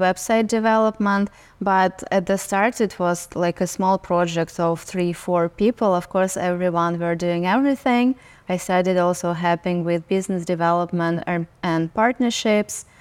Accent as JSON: {"language": "English", "region": "Saint Petersburg", "country": "Russia", "tie": "born or raised there", "moved": "yes", "lives_now": "New York, United States", "said": "I was born and raised in Russia. I lived in Saint Petersburg, which is second largest city in Russia."}